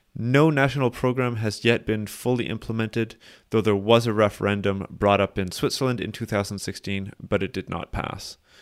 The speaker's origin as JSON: {"language": "English", "country": "Canada", "said": "as a Canadian myself"}